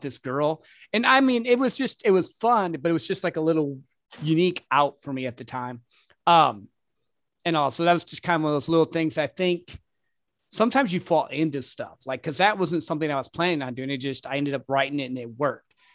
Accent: Michigan, United States; now in Texas, United States; I'm originally from Michigan

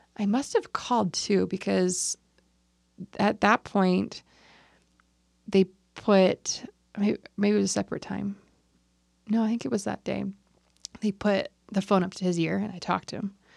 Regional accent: California, United States; We're both from California

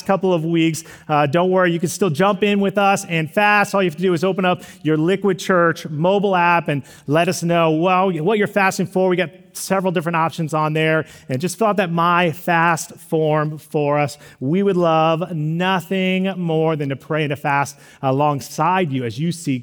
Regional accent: Texas, United States; also born or lived in Missouri; now in California, United States; We enter in the great state of Texas, my home state, and we passed the Don't Mess Texas sign. A little bit of like hometown nostalgia came over me

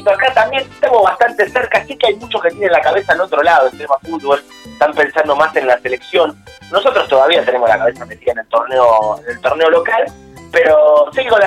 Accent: Argentina; venimos dulces los argentinos, eh, es, innegable

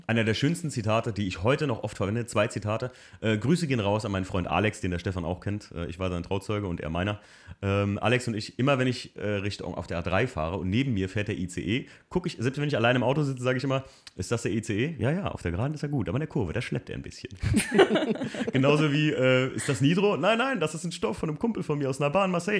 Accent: Germany; ich als Deutscher

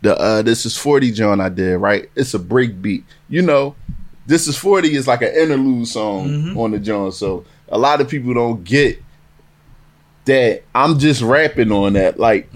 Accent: Philadelphia, Pennsylvania, United States; as soon as I told him I'm from Philly

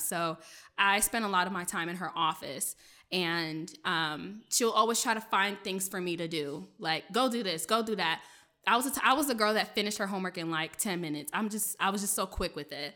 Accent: Bladensburg, Riverdale, Hyattsville area, Maryland, United States; first language French; English is a second language; I grew up in the Bladensburg, Riverdale, Highsville area, um, in Maryland. I'm a P G County girl

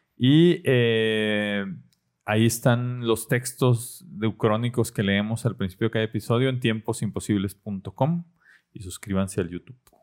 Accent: Mexico

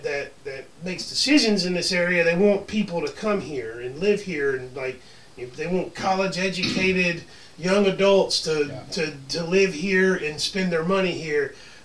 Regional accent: Gastonia, North Carolina, United States; also born or lived in Raleigh; I was born and raised in Gastonia. I got out of Gastonia for a little while in my 20s.

